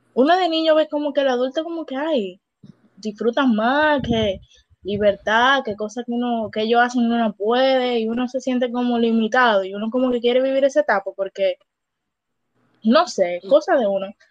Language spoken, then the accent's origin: Spanish; Dominican Republic; qué mal le hicimos nosotros al mundo como gente dominicana